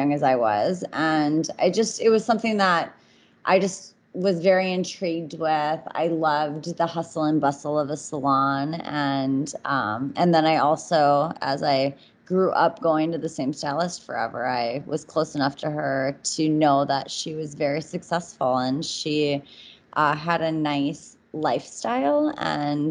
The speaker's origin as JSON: {"language": "English", "town": "Minneapolis", "region": "Minnesota", "country": "United States", "said": "I'm originally from Minneapolis, Minnesota."}